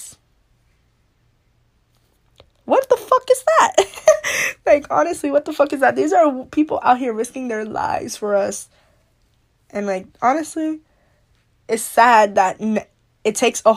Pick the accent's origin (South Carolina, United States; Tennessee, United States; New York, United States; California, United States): New York, United States; I'm from New York